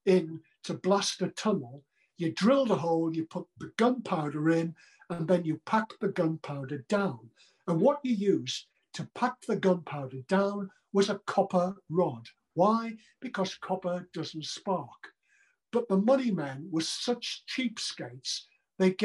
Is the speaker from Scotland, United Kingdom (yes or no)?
no; Sunderland, North East England, United Kingdom; I came from a terribly poor background in Sunderland